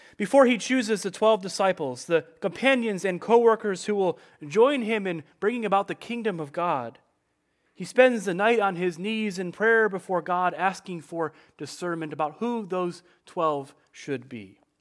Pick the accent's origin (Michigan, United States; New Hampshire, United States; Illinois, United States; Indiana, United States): Illinois, United States; Chicago; I grew up in the Chicagoland area of Illinois